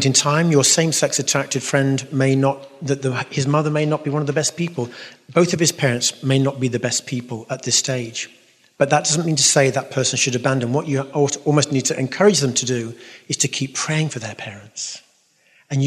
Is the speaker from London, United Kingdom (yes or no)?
yes; London, United Kingdom; accent: London; It's my London accent